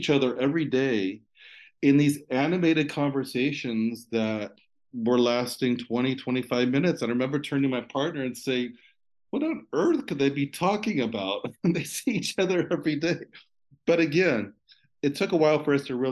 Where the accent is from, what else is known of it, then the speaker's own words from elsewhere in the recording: California, United States; also born or lived in Italy; as a Californian